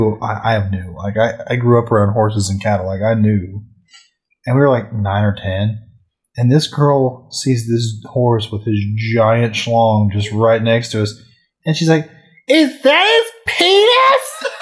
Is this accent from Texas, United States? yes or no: yes; Weatherford, Texas, United States; When I lived in Weatherford